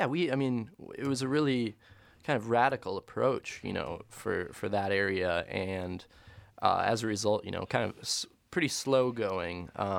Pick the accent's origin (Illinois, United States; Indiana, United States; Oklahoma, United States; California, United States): Oklahoma, United States; Corner Cross; I grew up in Corner Cross, you know.